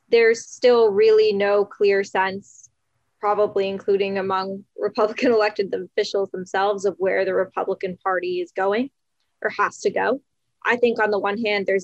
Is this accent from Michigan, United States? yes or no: no; New York City, New York, United States; I'm from New York City